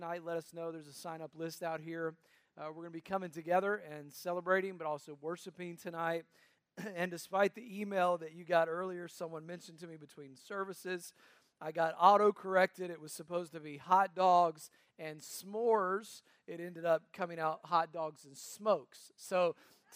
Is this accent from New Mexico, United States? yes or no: no; North Carolina, United States; also born or lived in Tennessee; I was born in Tennessee, raised in North Carolina